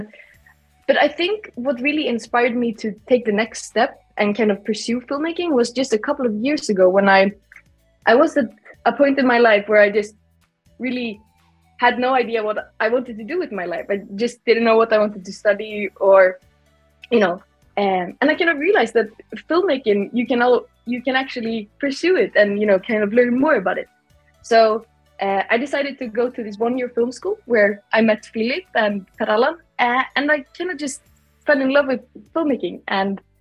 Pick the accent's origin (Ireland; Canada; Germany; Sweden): Sweden; English is a second language; moved away; also born or lived in Iceland; I'm from Iceland, but also Sweden. Um, I have kind of an identity crisis here, but yeah, I'm I'm 20 years old. I was born in Iceland uh, moved to Sweden.